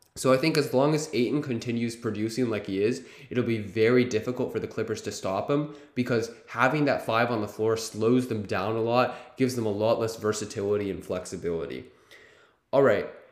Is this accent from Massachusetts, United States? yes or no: yes; Boston, Massachusetts, United States; my hometown, Boston